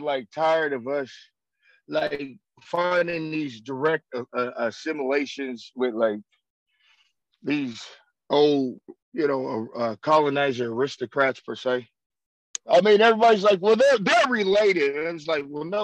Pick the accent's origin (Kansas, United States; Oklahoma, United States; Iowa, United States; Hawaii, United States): Oklahoma, United States; also born or lived in Canada; I'm from Oklahoma